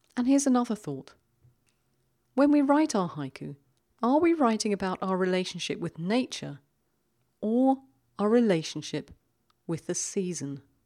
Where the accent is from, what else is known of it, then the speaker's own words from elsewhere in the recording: London, United Kingdom; now in Switzerland; my hometown of London